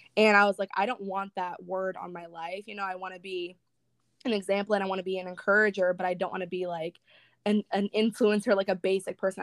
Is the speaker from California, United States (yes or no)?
yes; Northern California, United States; moved away as an adult; now in Northern Florida, United States; I currently live in Northern Florida, but I'm from Northern California. I moved here about five months ago